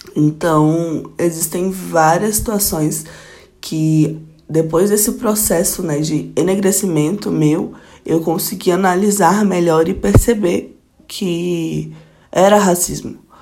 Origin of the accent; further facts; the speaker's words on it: Goiânia, Goiás, Brazil; moved away as an adult; now in Brasília, Brazil; sou goiana, nascida de Goiânia mesmo, goianiense pé rachado, que moro em Brasília há 5 anos